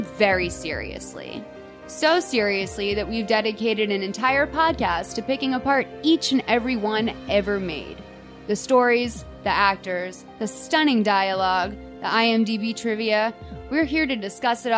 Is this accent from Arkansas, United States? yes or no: no; Boston, Massachusetts, United States; moved away; We're both from Boston, the greater Boston area